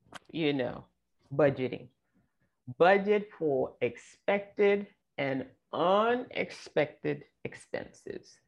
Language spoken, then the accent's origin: English; Nigeria; moved away; I grew up in Nigeria